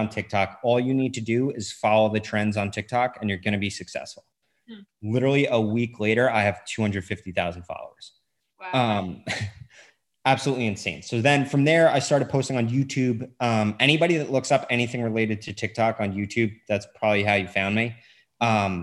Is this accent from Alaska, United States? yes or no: no; Long Island, New York, United States; moved away as an adult; also born or lived in North Carolina; I grew up on Long Island on the beach